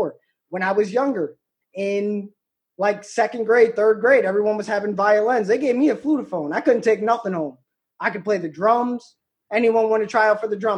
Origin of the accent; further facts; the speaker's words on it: Davies, New York, United States; I'm from Davies, where I live